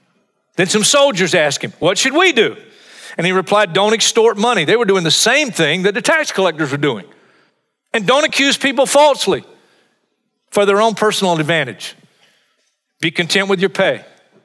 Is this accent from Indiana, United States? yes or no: no; Hartsville, South Carolina, United States; in my hometown of Hartsville, South Carolina.